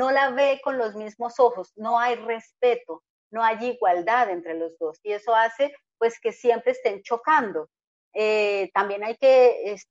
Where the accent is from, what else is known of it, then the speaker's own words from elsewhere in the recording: Colombia; Mi marido es alemán, yo soy colombiana